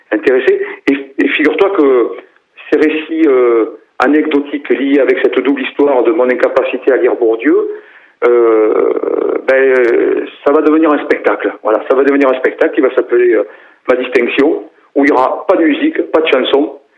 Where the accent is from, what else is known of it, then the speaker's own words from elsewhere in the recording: Decazeville coal basin, Occitania, France; Moi, je suis né à, à, à Vivière, bassin mouillé de Decazeville, euh, fils de, de, Prolo, quoi.